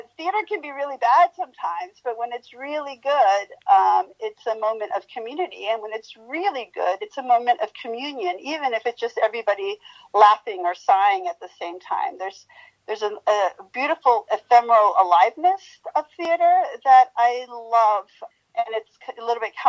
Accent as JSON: {"language": "English", "country": "Mexico", "moved": "yes", "said": "I hail from Mexico"}